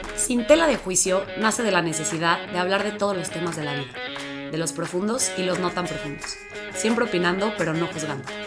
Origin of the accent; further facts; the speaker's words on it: Mexico City, Mexico; igual nací en la Ciudad de México, vivo aquí